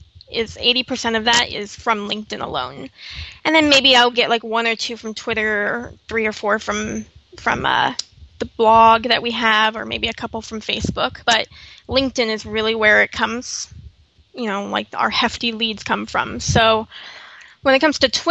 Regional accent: Los Angeles, California, United States; moved away as an adult; I moved out here from Los Angeles, which I'm from, born and raised

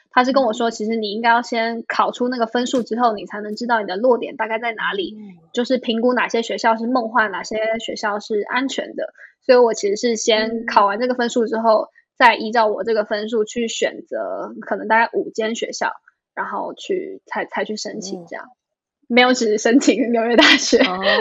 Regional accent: Taipei, Taiwan; moved away as an adult; also born or lived in New York, United States; now in Shanghai, China; 我是出生长大在对。台北

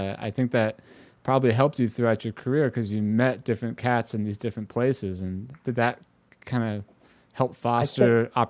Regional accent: Bay Area, California, United States; moved away as an adult; also born or lived in Los Angeles; now in New York, United States; being originally from California, growing up in the Bay Area, and then ending up in Los Angeles, where I was studying at USC

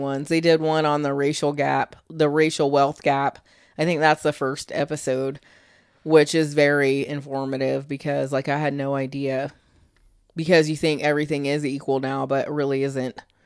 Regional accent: Michigan, United States; now in Florida, United States; I was born in Michigan

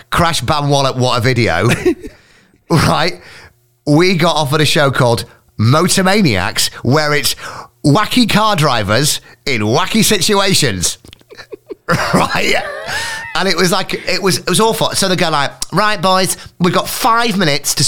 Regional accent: Scarborough, Yorkshire and the Humber, United Kingdom; moved away; also born or lived in Hull; I was from Scarborough

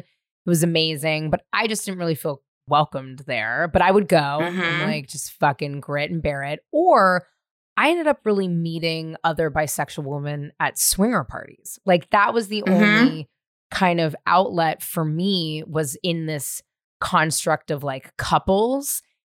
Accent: San Francisco, California, United States; also born or lived in Marin; Well, I grew up first in the Marina, and then we moved to Marin, but I went to school in the Marina. But like, I was a ragtag ragamuffin child running all over San Francisco my whole life.

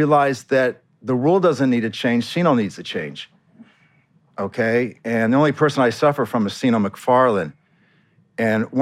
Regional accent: Scottsdale, Arizona, United States; So, I'm from Arizona, and I'm from Scottsdale, Arizona

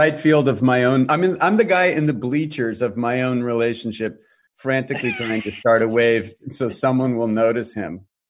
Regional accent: Saratoga, California, United States; also born or lived in Massachusetts; I was born in Northern California, lived in Massachusetts for about 7 years, then back to Saratoga, which is Northern Cal.

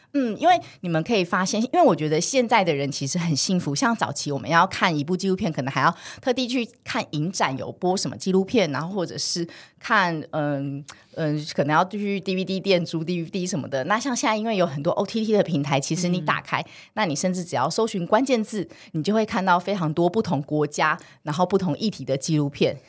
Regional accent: Taiwan; 我从小是在眷村长大的

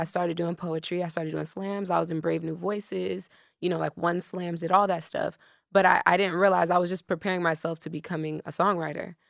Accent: Miami, Florida, United States; also born or lived in Broward County, Florida; I'm from Miami, Florida

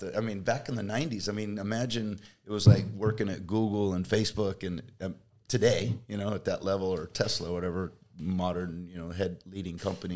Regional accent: Kansas, United States; moved away as an adult; also born or lived in Fresno, California; now in California, United States; I was a Kansas boy

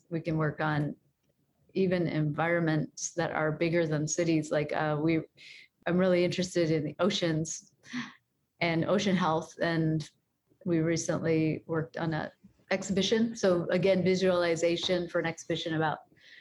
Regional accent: Chicago, Illinois, United States; I'm from Chicago

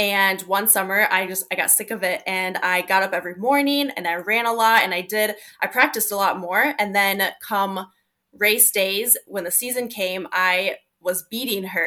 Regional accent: South Dakota, United States; I currently live in Sioux Falls, South Dakota. And I've been in the Midwest, South Dakota my whole life, but it's a great community to grow up in.

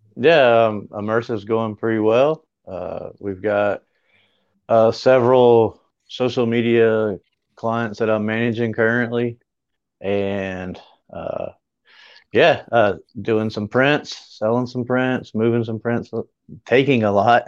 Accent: Greer, South Carolina, United States; my hometown, which is Greer

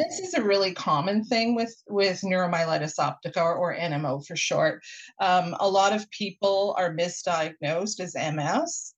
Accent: Winnipeg, Manitoba, Canada; now in Vancouver, Canada; I grew up in Winnipeg and I would cycle to school

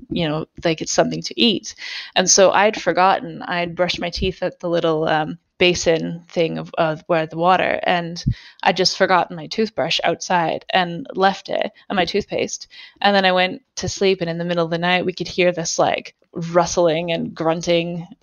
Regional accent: Alberta, Canada; See, if you grow up in Canada, you know that like camping in the Rocky Mountains, like I'm from Alberta

